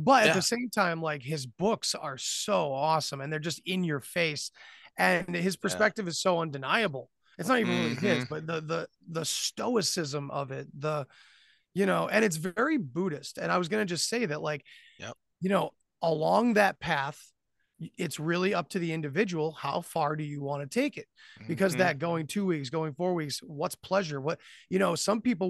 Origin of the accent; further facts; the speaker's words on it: New England, United States; I'm from New England. We have brutal winters